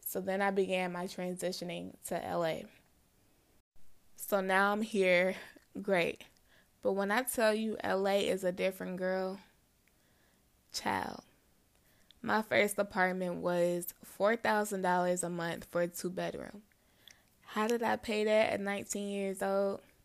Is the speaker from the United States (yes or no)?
yes; Midwest, United States; moved away as an adult; also born or lived in Los Angeles; I'm from the Midwest. I had never left the Midwest at this point.